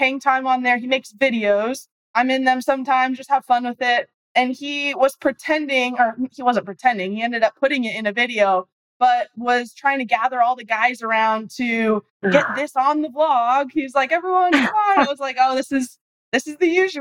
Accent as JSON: {"language": "English", "region": "Arizona", "country": "United States", "said": "I'm from Arizona"}